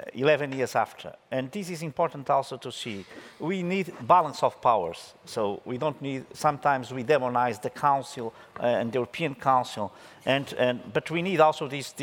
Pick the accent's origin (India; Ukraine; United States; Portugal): Portugal; Porto, Norte; I come from Porto